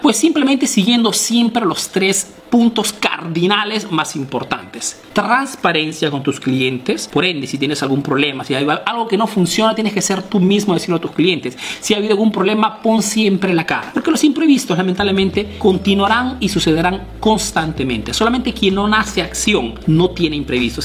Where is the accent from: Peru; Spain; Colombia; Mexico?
Peru; now in Italy